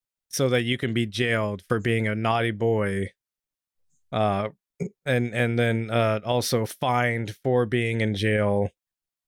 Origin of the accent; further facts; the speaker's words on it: Washington, United States; my home state of Washington